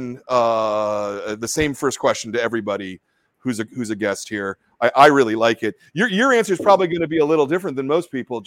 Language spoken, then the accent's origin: English; New York City, New York, United States; I grew up in Brooklyn